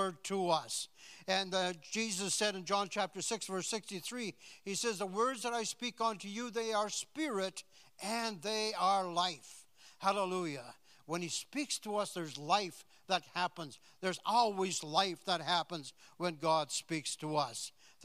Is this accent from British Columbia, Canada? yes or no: no; Saskatchewan, Canada; I was born in Saskatchewan, so and we didn't travel very much when I was a kid. And I never left the province until I was, what, about 20?